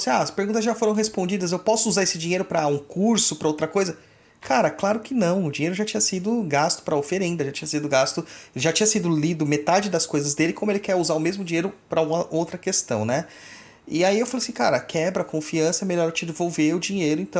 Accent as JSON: {"language": "Portuguese", "region": "Goiás", "country": "Brazil", "said": "É, é, cidade não, estado. Eu sou de Goiás."}